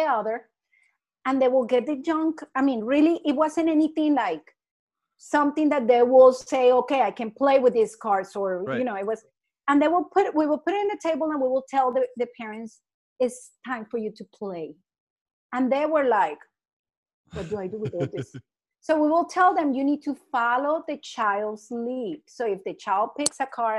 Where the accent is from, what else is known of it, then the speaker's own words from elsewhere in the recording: Colombia; moved away as an adult; I'm from Colombia and I wasn't an educator.